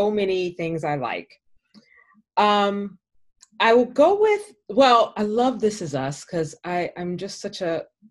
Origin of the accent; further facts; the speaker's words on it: Baton Rouge, Louisiana, United States; also born or lived in Washington, D.C.; now in Los Angeles, United States; I'm a Southern girl. I'm from Louisiana. I'm from Baton Rouge